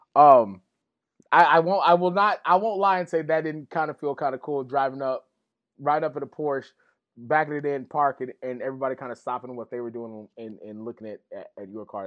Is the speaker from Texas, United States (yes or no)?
yes; West Texas, United States; growing up in West Texas